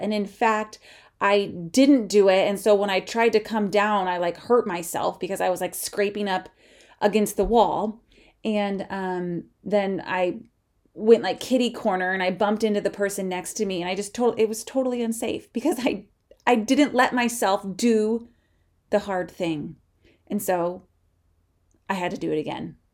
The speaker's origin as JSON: {"language": "English", "region": "Midwest", "country": "United States", "tie": "born or raised there", "said": "growing up in the Midwest"}